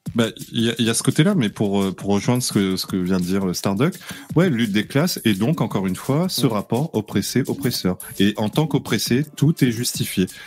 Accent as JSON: {"language": "French", "country": "Réunion", "said": "je suis réunionnais."}